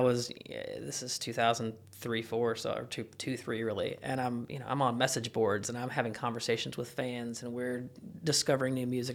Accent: Kentucky, United States; I'm from Kentucky

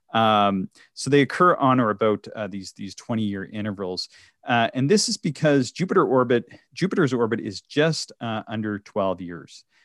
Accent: Canada; I grew up on American cartoons. So I, I lived very close to the States, uh, in, in sort of rural Canada.

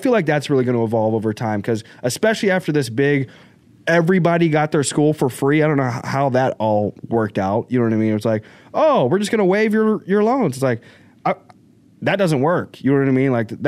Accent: Arkansas, United States; born there; All right, I was born in Arkansas, so I don't know if that's

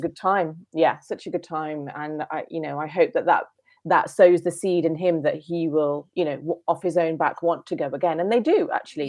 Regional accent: United Kingdom; I'm British, and, and home is, is the U K

